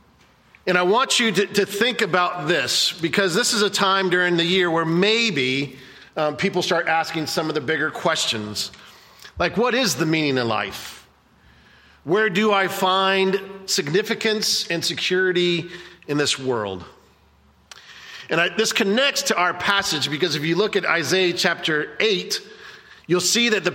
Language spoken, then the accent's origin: English; Cocoa Beach, Florida, United States; I grew up in Cocoa Beach